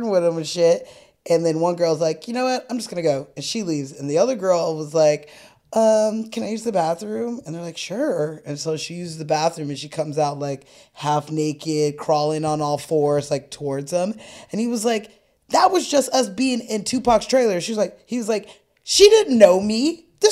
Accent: Southern California, United States; I'm from Southern California

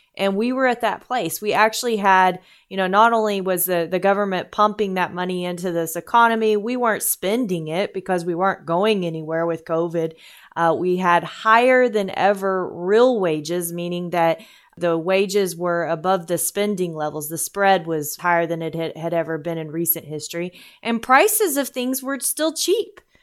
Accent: United States

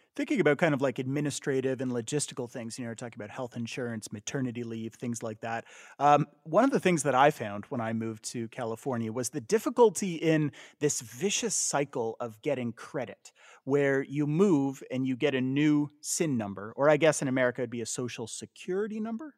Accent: Canada; moved away as an adult; also born or lived in United States; when I moved back to Canada

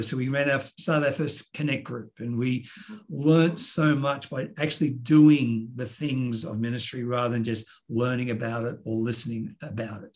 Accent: Sydney, New South Wales, Australia; also born or lived in New York, United States; born and raised in Sydney

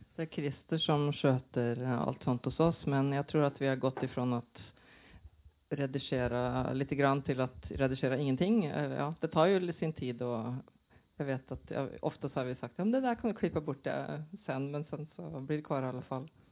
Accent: Norway; Swedish is a second language; now in Sweden; jag är ju norsk SF-fan i grunden och sen flyttade till Sverige

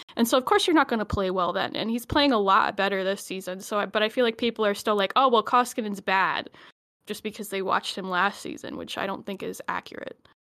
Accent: Alberta, Canada; I'm from Alberta

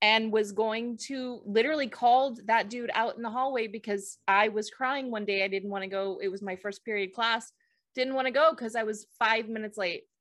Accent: Bay Area, California, United States; I grew up in the Bay Area

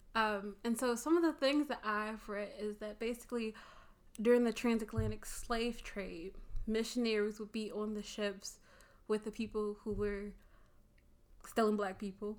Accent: Chicago, Illinois, United States; I'm also from the Chicagoland area, born and raised

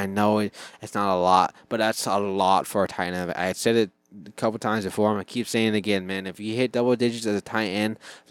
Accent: Chicago, Illinois, United States; I'm from Chicago, I know, but still let me in.

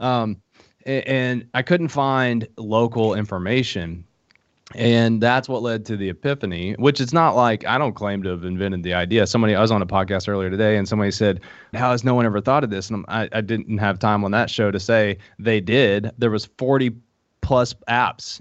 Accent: Middlesboro, Kentucky, United States; accent: hillbilly; moved away; also born or lived in Harlan, Kentucky; I grew up in Middlesbrough, Kentucky, but I was born in Harlan, Kentucky

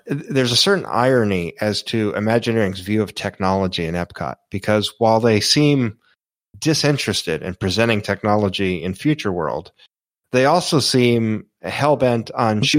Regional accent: Florida, United States; I grew up in Florida

